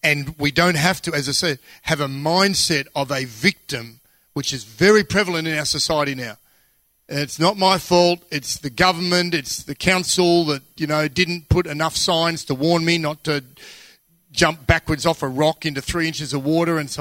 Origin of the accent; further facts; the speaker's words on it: Australia; I'm Australian.